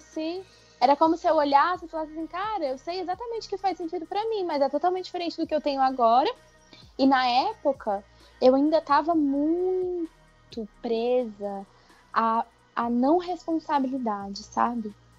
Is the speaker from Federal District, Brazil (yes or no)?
yes; Brasília, Federal District, Brazil; Sou daqui de Brasília.